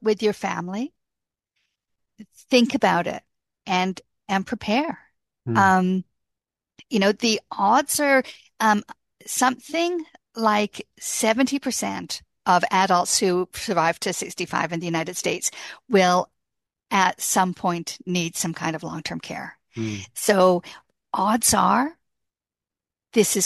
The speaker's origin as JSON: {"language": "English", "country": "Canada", "said": "I'm a Canadian"}